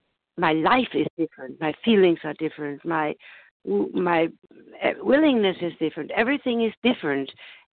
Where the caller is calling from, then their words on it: Germany; I'm calling from Germany.